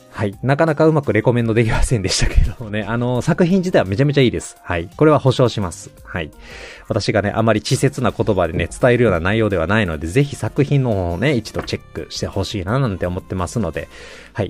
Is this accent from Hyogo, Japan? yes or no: yes; Hyogo, Japan; moved away as an adult; also born or lived in Ishikawa Prefecture; 実家はもともと兵庫県なので